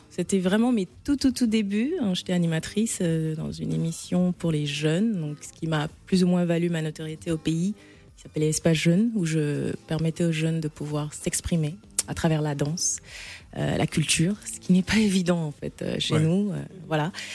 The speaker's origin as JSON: {"language": "French", "town": "N'Djamena", "country": "Chad", "tie": "born or raised there", "moved": "yes", "said": "je suis née, j'ai grandi au Tchad, je suis franco-tchadienne, mais j'ai fait plus de 35 ans de ma vie au Tchad"}